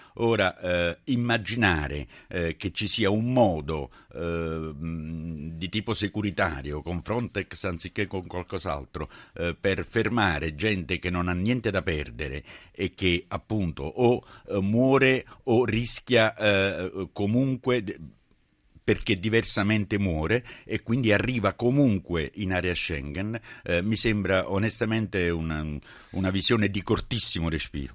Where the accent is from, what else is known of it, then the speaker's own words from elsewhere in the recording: Naples, Campania, Italy; da napoletano